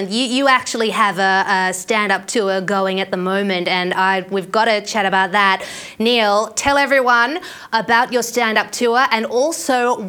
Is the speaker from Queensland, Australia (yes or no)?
no; Sydney, New South Wales, Australia; now in Brisbane, Australia; I live in Brisbane, but I'm from Sydney originally